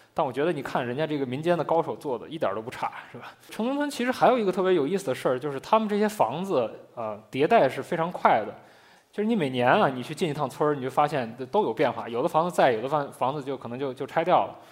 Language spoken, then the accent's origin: Chinese; Shaanxi, China; moved away as an adult; now in Beijing, China; 因为我，我是一个陕西人嘛， 就我， 我自己并没有住在窑洞里